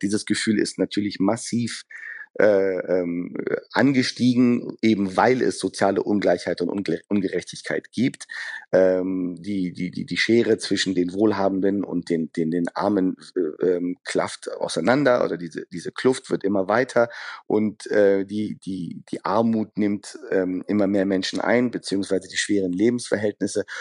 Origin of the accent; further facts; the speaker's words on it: Düsseldorf, North Rhine-Westphalia, Germany; Düsseldorf als meine Heimatstadt